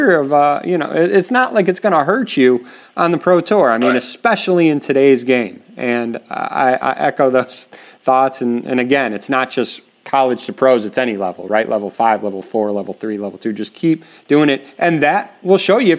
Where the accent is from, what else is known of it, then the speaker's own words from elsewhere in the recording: Winnetka, Illinois, United States; near my hometown, the Winnetka Challenger in Illinois